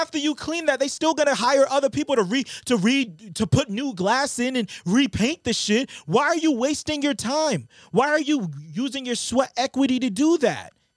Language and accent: English; Brockton, Massachusetts, United States; I remember us growing up in Brockton